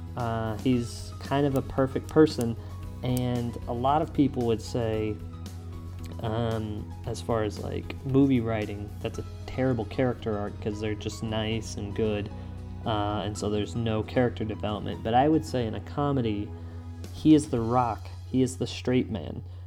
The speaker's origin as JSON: {"language": "English", "country": "United States", "said": "I'm an American"}